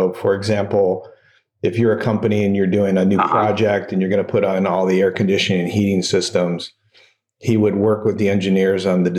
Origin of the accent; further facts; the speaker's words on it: Phoenix, Arizona, United States; I grew up in Phoenix, Arizona